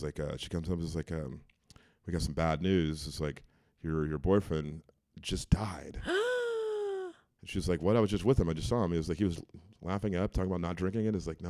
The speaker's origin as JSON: {"language": "English", "region": "Virginia", "country": "United States", "also_born_or_lived": "Tennessee", "moved": "yes", "said": "I'm from Virginia."}